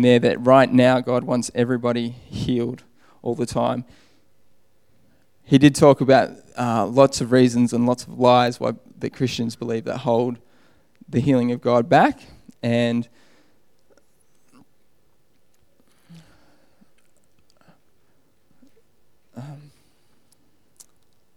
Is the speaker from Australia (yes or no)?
yes; Australia; moved away; I'm Australian.